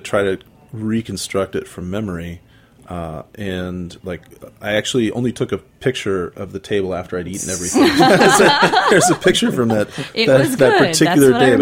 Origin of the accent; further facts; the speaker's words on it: United States; as a honky American growing up